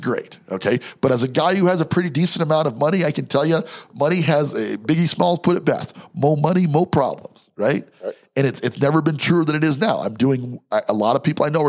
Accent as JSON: {"language": "English", "region": "New York", "country": "United States", "also_born_or_lived": "Denver", "moved": "yes", "said": "I'm from New York"}